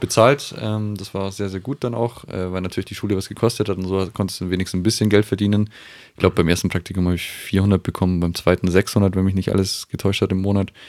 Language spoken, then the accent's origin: German; Aichach, Bavaria, Germany; moved away; Wir sind ursprünglich aus Eichach.